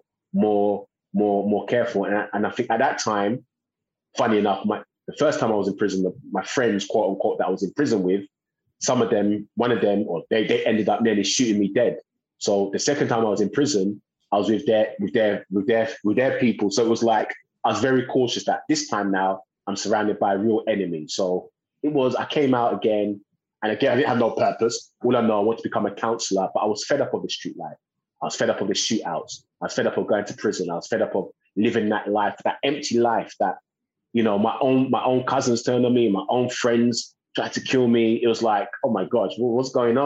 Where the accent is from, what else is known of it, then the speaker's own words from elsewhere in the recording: London, United Kingdom; born and raised in East London